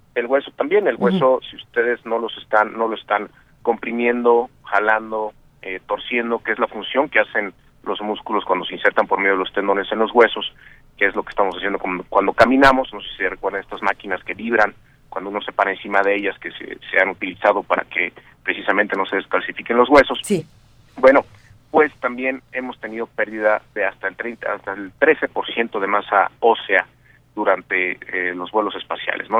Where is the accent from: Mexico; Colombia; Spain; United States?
Mexico; somos dos mexicanos que estamos involucrados en el Centro de Control de Misión